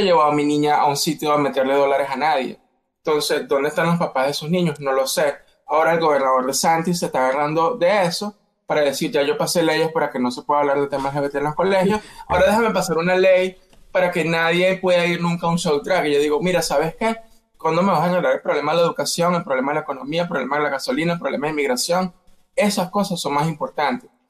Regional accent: Venezuela; moved away as an adult; now in United States; yo soy de Venezuela, viví 18 años en Venezuela, me mudo a los Estados Unidos

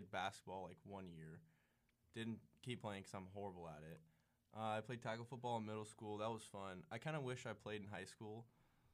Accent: Murrieta, California, United States; I'm from Merida, California. It's about an hour from San Diego.

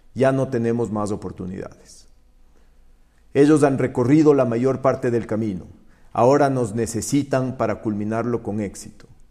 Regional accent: Ecuador; como ecuatorianos

